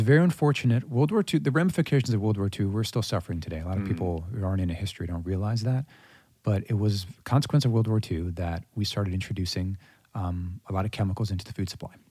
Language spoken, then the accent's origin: English; Mandeville, Louisiana, United States; Born and raised, native of Mandeville, Louisiana